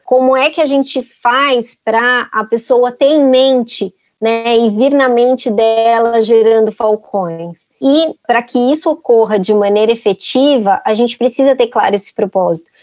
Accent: Brazil

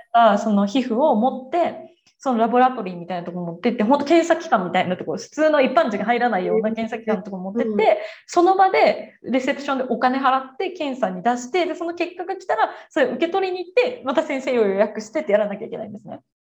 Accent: Japan; now in Brazil; 私たちもやっぱその文化圏で育ってきてる

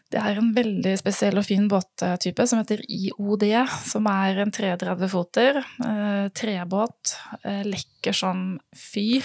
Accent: Western Norway, Norway; jeg er en jente fra Vestlandet

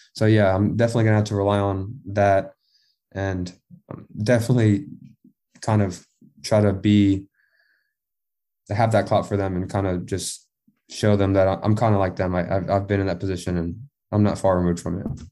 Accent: Texas, United States; I'm from Texas

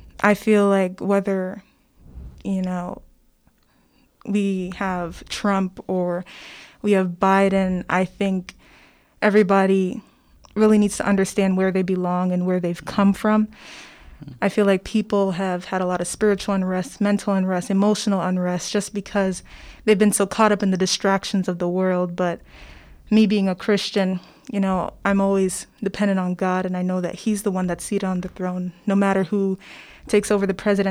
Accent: United States; I was born here in America, but my family's from Guyana

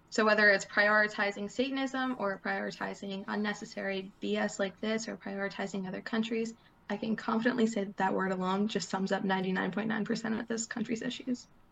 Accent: United States; as an American in the United States

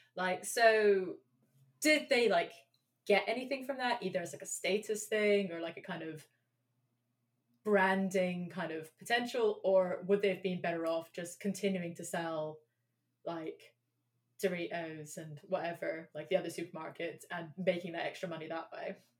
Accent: London, United Kingdom; I grew up in London

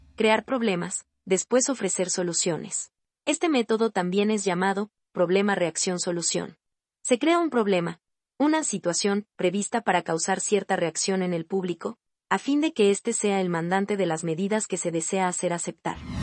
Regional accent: Colombia; somos colombianos y nos duele nuestro país

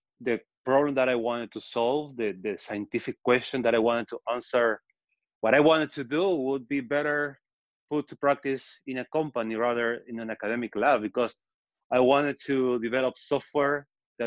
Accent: Patagonia, Argentina; accent: Argentine; moved away as an adult; also born or lived in Israel; now in New York, United States; So I'm from Argentina. That's the accent. That's where it's from. I'm from Patagonia. But I moved to Israel

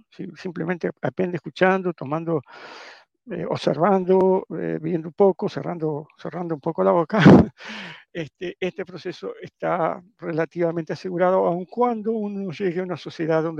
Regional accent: Italy; Y por lo tanto, como buen italiano, uno eh, como, no, no, solo como buen italiano

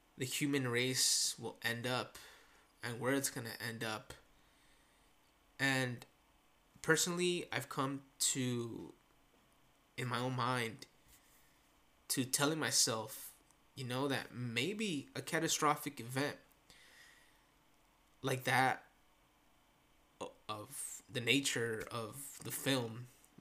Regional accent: Santa Ana, California, United States; also born or lived in Orange, California; for those that do live here in Santa Ana, which is where I was born

